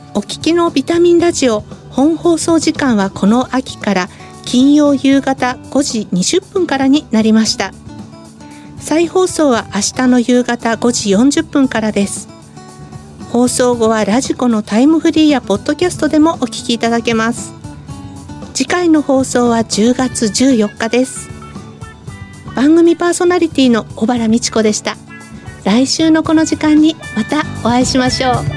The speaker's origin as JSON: {"language": "Japanese", "town": "Sendai", "region": "Miyagi", "country": "Japan", "tie": "born or raised there", "moved": "yes", "said": "私のふるさと仙台の企業"}